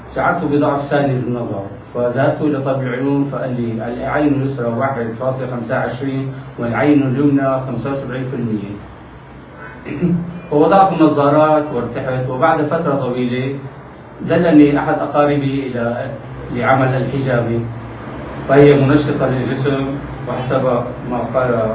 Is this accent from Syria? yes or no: yes; Damascus, Damascus Governorate, Syria; من مواليد دمشق 1936